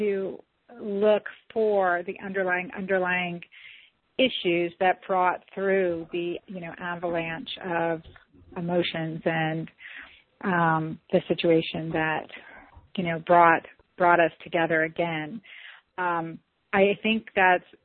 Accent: St. Simons Island, Georgia, United States; I'm from St. Simons Island, Georgia

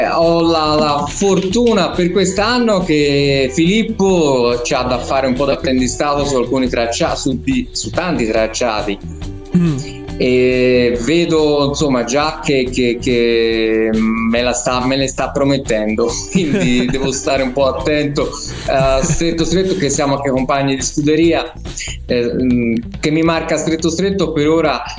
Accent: Florence, Tuscany, Italy; Sì, vabbè, così perché sono di Firenze, diciamo.

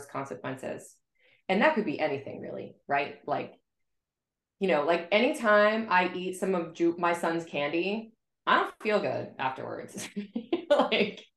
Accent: South Florida, United States; now in Boston, United States; I grew up in South Florida and now I live in Boston

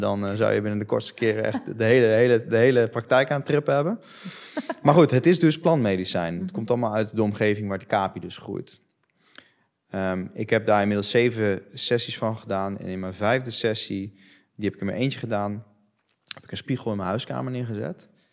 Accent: Netherlands; ik ben opgegroeid in Nederland. Dus ik spreek Nederlands

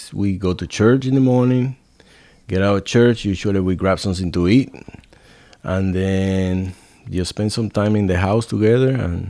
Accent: Puerto Rico; moved away as an adult; also born or lived in Providence, Rhode Island; now in Dickson, United States; I'm originally from Puerto Rico.

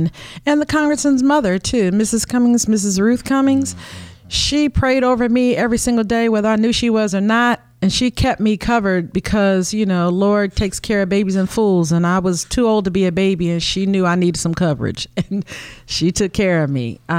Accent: Omaha, Nebraska, United States; now in Baltimore, United States; Yeah, that's where I'm from. That's where I grew up. And I came to Baltimore because my baby daddy was here, my children's father.

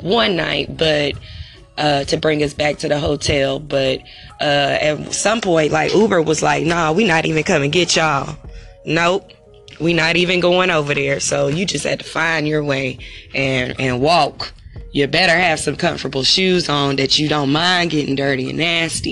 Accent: Texas, United States; I'm from Texas

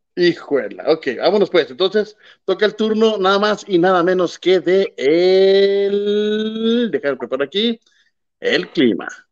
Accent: Mexico; soy, sea mexicano

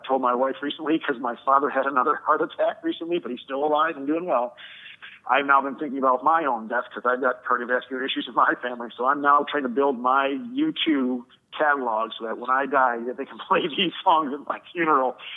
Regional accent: Chicago, Illinois, United States; I'm from the Chicagoland area

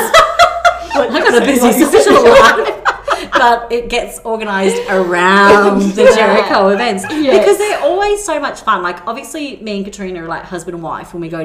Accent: Brisbane, Queensland, Australia; we're from Brisbane

